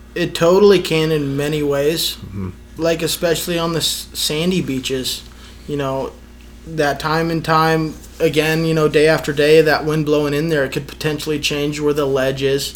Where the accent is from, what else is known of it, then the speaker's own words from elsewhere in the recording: Reno, Nevada, United States; I was uh, born and raised in Reno, Nevada